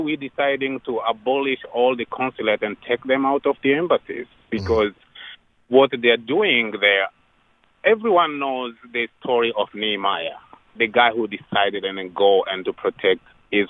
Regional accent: Rwanda; now in United States; I'm an immigrant from Rwanda in Africa.

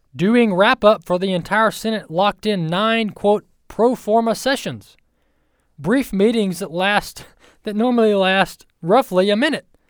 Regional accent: Mississippi, United States; you can tell I'm from Mississippi. I say you all.

